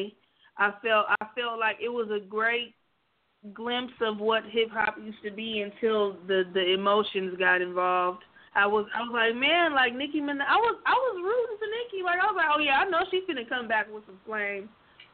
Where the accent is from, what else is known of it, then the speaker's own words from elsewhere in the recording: Stockton, California, United States; moved away as an adult; now in Sacramento, United States; So I live in Sacramento right now, but I'm actually from Stockton, which is 30 minutes south from here